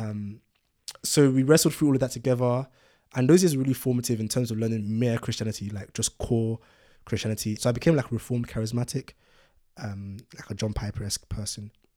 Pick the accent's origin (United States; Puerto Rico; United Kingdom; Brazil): United Kingdom; London; also born or lived in Ibadan, Nigeria; I was born in Nigeria, Ibadan, and moved to London when I was six